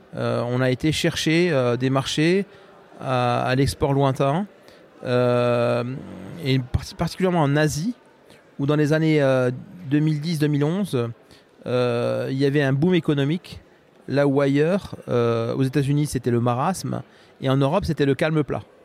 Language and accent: French; Morocco; moved away as an adult; now in Rennes, France; je suis né au Maroc et j'ai grandi au Maroc.